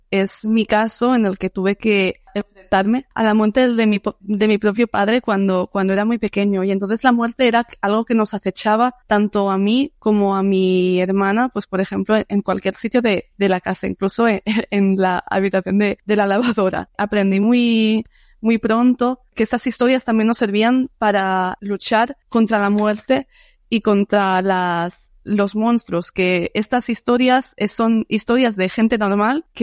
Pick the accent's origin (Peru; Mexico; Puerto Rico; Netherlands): Netherlands; Spanish is a second language; soy de, soy holandés de, de los Países Bajos siempre la historia le rodea algo supernatural